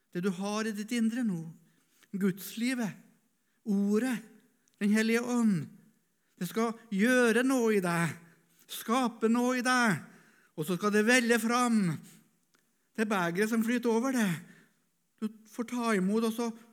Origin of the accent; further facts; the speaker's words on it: Norway; Jeg satt som gutt i Misjonsforeninga hjemme på Rødde